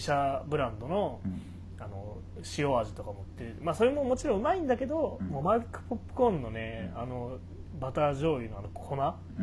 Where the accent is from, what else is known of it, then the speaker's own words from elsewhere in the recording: Matsudo, Chiba, Japan; 僕この生まれも育ちも千葉の松戸なんですけど